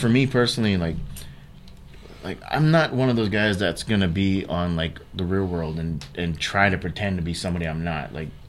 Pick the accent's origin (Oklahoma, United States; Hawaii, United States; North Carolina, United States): Hawaii, United States; moved away as an adult; also born or lived in Sacramento, California; my background, I was born and raised in Hawaii.